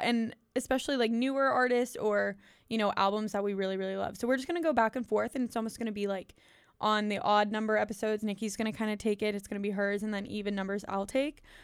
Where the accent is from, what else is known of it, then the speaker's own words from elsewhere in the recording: Pittsburgh, Pennsylvania, United States; moved away as an adult; now in Auburn, United States; I'm from Pittsburgh, senior at Auburn right now